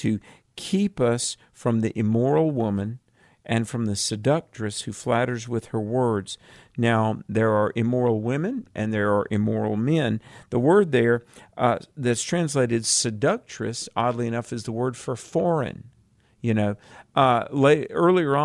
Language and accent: English; the South, United States; I'm from the South